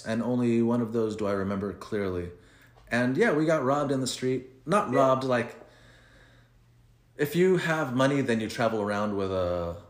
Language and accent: English; Bell, California, United States; first language Spanish; English is a second language; Because we grew up in Bell